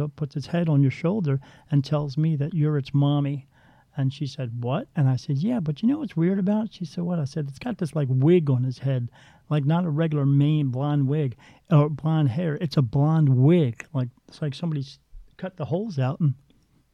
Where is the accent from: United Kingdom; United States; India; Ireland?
Ireland; I'm Irish.